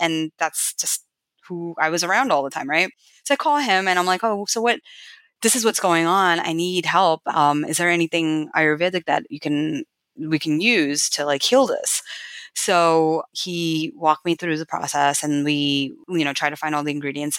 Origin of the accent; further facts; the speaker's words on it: United States; also born or lived in New York / India / Kerala; growing up in America